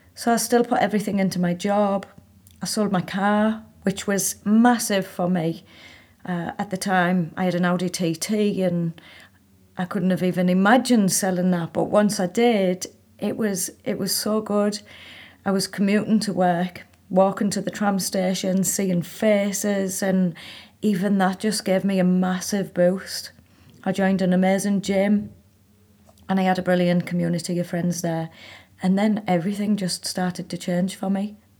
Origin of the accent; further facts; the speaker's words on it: Hartlepool, North East England, United Kingdom; moved away as an adult; also born or lived in Manchester / India; I was living in my hometown in Hartlepool